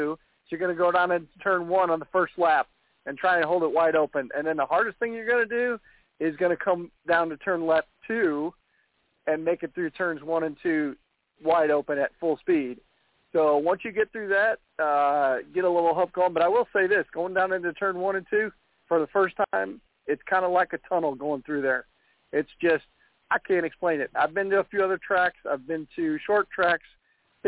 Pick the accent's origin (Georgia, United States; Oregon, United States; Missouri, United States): Missouri, United States; I'm from Missouri